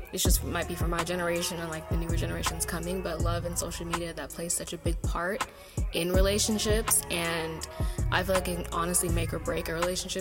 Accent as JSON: {"language": "English", "town": "San Leandro", "region": "California", "country": "United States", "said": "I'm from San Leandro, California."}